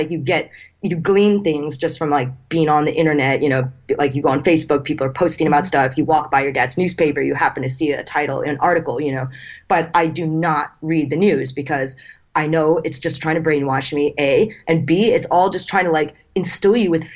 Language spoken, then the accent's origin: English; United States; moved away as an adult; now in Beijing, China; I'm from America